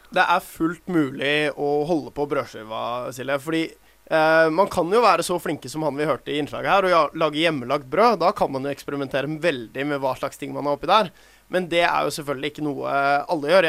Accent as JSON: {"language": "Norwegian", "region": "Oslo", "country": "Norway", "tie": "born or raised there", "moved": "yes", "lives_now": "Bergen, Norway", "said": "Jeg vokste opp i Oslo"}